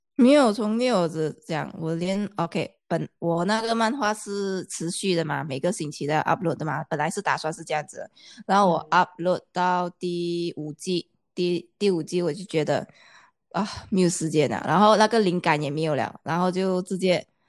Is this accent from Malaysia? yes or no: yes; Malaysia; first language Chinese; 因为我们马来西亚表达的方式会比较